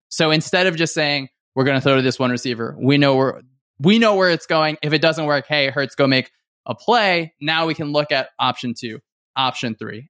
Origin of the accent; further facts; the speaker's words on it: Northern New Jersey, United States; I grew up in Northern New Jersey.